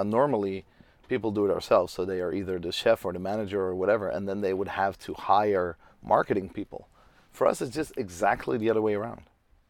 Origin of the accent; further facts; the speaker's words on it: Amsterdam, North Holland, Netherlands; English is a second language; I'm 35. I'm from Amsterdam.